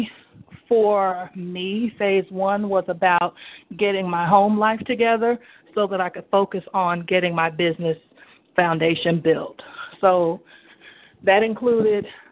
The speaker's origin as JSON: {"language": "English", "town": "Gastonia", "region": "North Carolina", "country": "United States", "said": "I'm from Gastonia, North Carolina"}